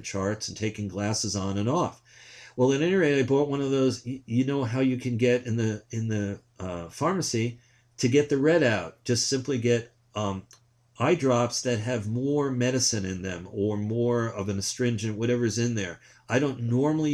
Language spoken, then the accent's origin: English; New York, United States; now in Willamette Valley, Oregon, United States; I grew up in New York